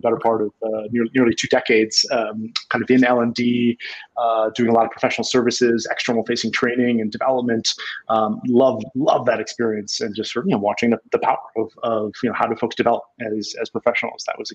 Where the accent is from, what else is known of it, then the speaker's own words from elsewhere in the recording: Chester, New Jersey, United States; now in Fort Collins, United States; Chester, New Jersey, where I grew up on the East Coast